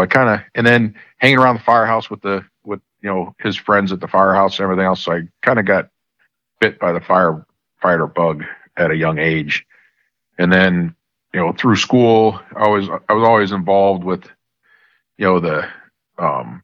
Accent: Newtown, Connecticut, United States; I grew up in a little town in Connecticut, Newtown, Connecticut.

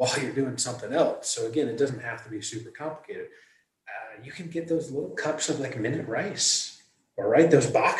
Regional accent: Michigan, United States; moved away as an adult; also born or lived in Manhattan; I was born and raised in Michigan

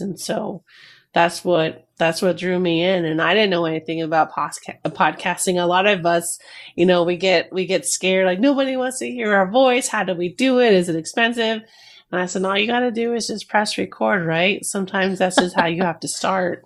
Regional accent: New Jersey, United States; Both my parents are from Peru, and I was born in Jersey

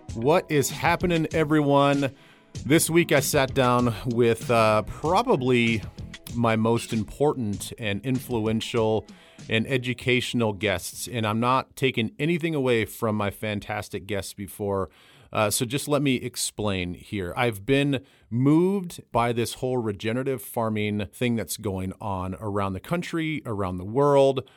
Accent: Midwest, United States; also born or lived in Iowa / South Dakota; I grew up in Iowa and South Dakota

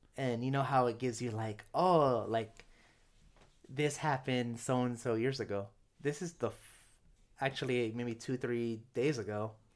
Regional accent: United States; first language English; I'm not completely prideful of being American

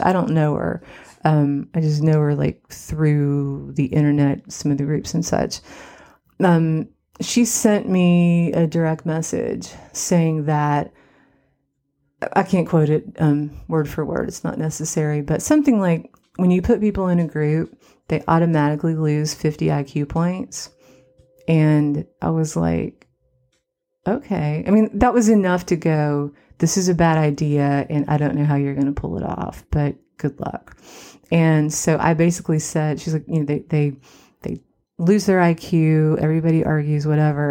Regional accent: Cottage Hill, West Virginia, United States; now in Los Angeles, United States; I'm from Cottage Hill, West Virginia

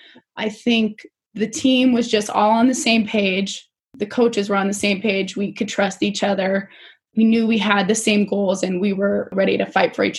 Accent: Spokane, Washington, United States; born or raised there; also born or lived in Salt Lake City, Utah

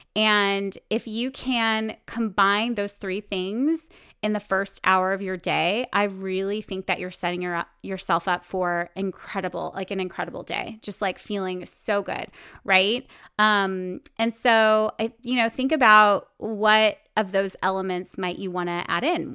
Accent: Bakersfield, California, United States; moved away as an adult; also born or lived in New York City; I grew up in Bakersfield, California, in the central part of California where you drive everywhere

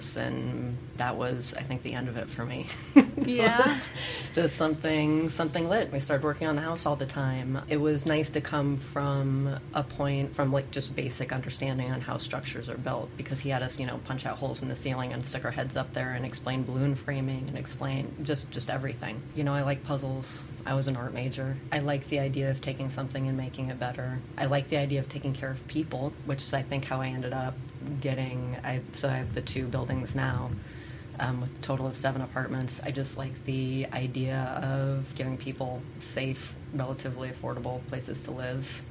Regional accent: Indiana, United States; moved away as an adult; now in Kansas City, United States; I'm from Indiana. I moved to Kansas City probably 14 years ago

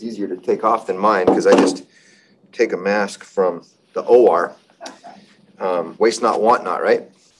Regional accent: rural Utah, United States; I'm from a small town in rural Utah of a little less than that.

